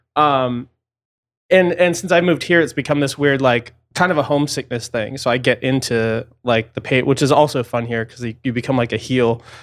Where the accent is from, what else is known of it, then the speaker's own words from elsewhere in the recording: suburban Massachusetts, United States; moved away; grew up sort of in, like, suburban Massachusetts